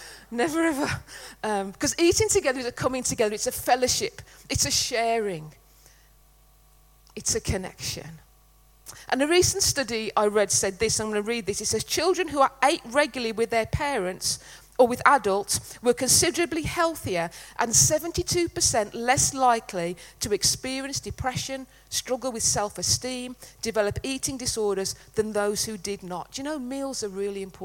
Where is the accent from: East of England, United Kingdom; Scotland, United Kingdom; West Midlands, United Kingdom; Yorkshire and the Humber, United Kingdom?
West Midlands, United Kingdom; Netherton; we're from the Black Country, not dinner. It was tea in Netherton.